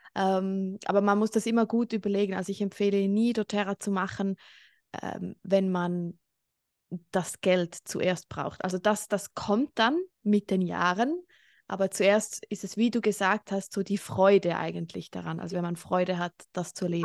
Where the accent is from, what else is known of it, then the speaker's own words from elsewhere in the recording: Switzerland; Ich wohne in der Schweiz, bin auch Schweizerin